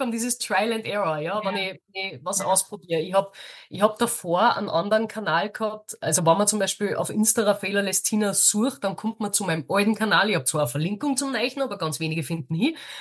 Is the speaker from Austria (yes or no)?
yes; Austria; bei uns in Österreich